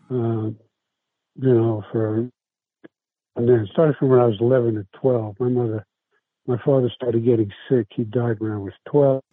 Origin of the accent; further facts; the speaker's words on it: New York City, New York, United States; first language Italian; English is a second language; moved away as an adult; now in San Francisco, United States; I was raised in New York. I come from New York. I come from South Brooklyn.